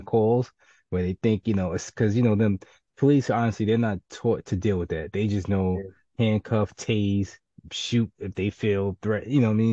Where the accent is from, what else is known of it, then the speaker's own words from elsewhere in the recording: New York City, New York, United States; I'm from the Bronx and from the hood